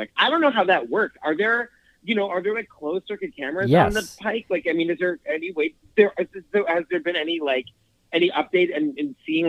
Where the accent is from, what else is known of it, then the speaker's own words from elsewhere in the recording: Boston, Massachusetts, United States; I'm from Boston myself